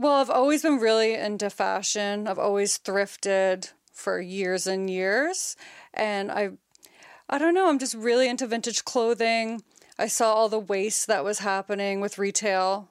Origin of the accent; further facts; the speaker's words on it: Nova Scotia, Canada; also born or lived in Halifax; I was born and raised in Nova Scotia. Been living in Halifax for about ten, eleven years